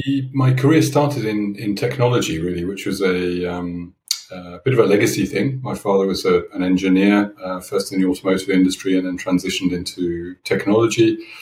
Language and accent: English; United Kingdom; also born or lived in Switzerland; So as you might hear from my accent, I am originally from the UK.